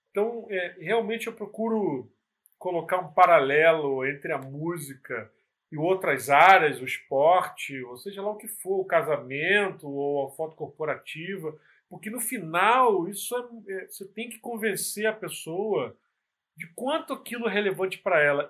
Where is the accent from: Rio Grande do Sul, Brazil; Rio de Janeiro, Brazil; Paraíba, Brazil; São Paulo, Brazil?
Rio de Janeiro, Brazil; Nova Iguaçu; sou de Nova Iguaçu, na Baixada Fluminense